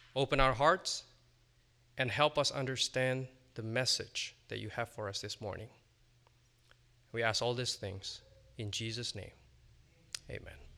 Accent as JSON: {"language": "English", "country": "Indonesia", "tie": "born or raised there", "also_born_or_lived": "Virginia, United States", "moved": "as an adult", "lives_now": "United States", "said": "I spent the first eighteen years of my life, uh, growing up in Indonesia, and I came to the States in twenty fifteen"}